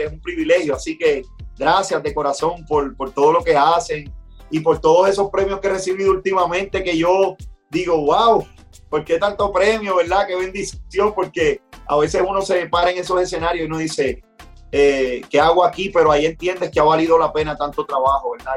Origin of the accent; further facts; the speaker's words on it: Puerto Rico; yo soy un, un boricua rapero que vivo en las montañas de Puerto Rico